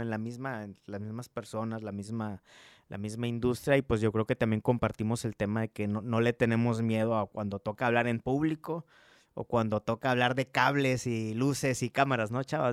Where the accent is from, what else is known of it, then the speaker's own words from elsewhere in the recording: Coatzacoalcos, Veracruz, Mexico; also born or lived in Montemorelos, Nuevo León / Italy; now in Monterrey, Mexico; Nosotros somos de Veracruz, somos de Coatzacoalcos, Veracruz